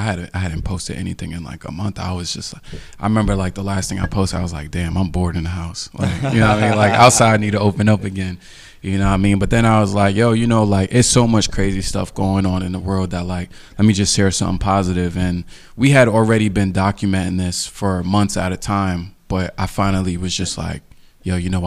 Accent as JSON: {"language": "English", "town": "New York City", "region": "New York", "country": "United States", "said": "I'm from Queens"}